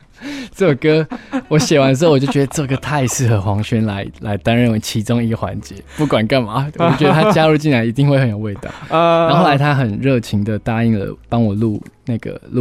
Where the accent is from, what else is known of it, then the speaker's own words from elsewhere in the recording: Yuanli, Miaoli County, Taiwan; first language Taiwanese Hokkien; Chinese is a second language; 我是苑里人， {S0} 哦，是苑里人， {S1} 对，然后所以我们从小就是讲台语长大的